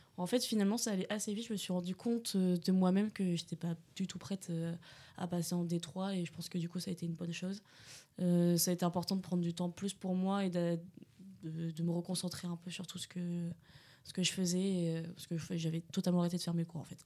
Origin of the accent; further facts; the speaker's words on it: Bordeaux, Nouvelle-Aquitaine, France; moved away as an adult; now in Angers, France; je suis née à Bordeaux et du coup je suis venue sur Angers pour faire ma première année